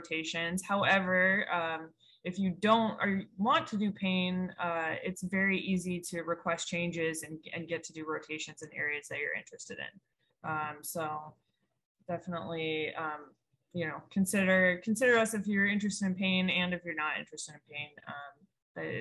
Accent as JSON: {"language": "English", "region": "Montana", "country": "United States", "also_born_or_lived": "Chicago", "moved": "as an adult", "lives_now": "New Orleans, United States", "said": "I'm originally from Montana, and then I did med school in Chicago, and I made my way down here."}